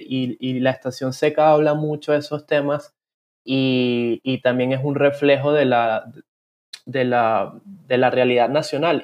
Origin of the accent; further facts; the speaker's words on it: Venezuela; now in Panama; yo, siendo venezolano y que luego se mudó a Panamá